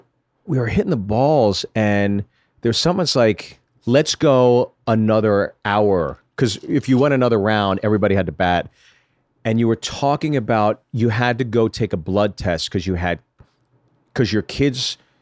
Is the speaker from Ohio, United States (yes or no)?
yes; Ohio, United States; Hey, I'm from Ohio.